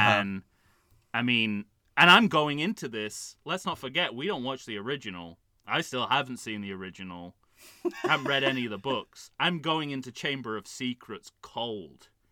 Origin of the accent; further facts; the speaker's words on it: United Kingdom; I'm a British man who wears glasses.